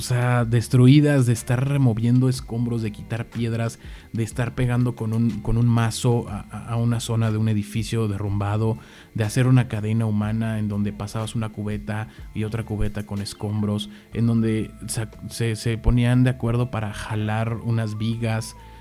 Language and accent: Spanish; Mexico City, Mexico; yo soy originario de la Ciudad de México